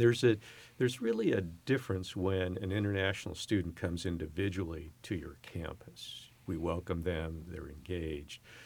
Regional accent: San Francisco Bay Area, California, United States; moved away as an adult; also born or lived in Upper Peninsula, Michigan; now in San Francisco, United States; I'm born and raised in the San Francisco, Oakland Bay Area

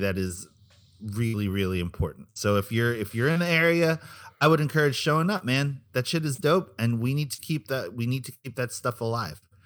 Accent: Philippines; It's part of being Filipino

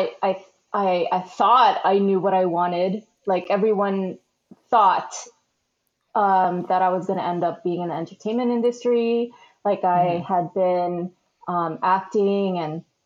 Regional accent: San Diego, California, United States; also born or lived in Philippines / Arizona; now in Los Angeles, United States; I was born in the Philippines and then we moved out here in the late 80s. So we first moved to Arizona and then we lived there for a few years, but then we moved to the San Diego area, which is where I grew up

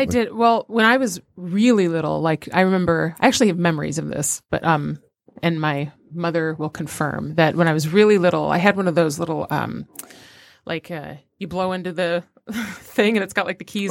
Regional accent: Royal Oak, Michigan, United States; also born or lived in Detroit, Michigan / Saginaw, Michigan; I grew up in Royal Oak

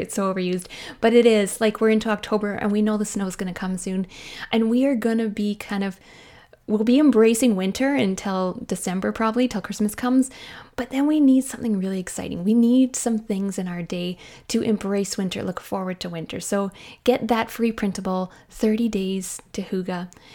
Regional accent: Canada; I am a Canadian mom in small town Canada.

